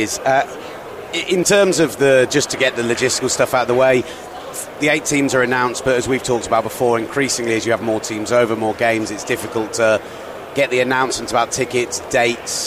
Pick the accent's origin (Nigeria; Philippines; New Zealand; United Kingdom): United Kingdom; the British people who are here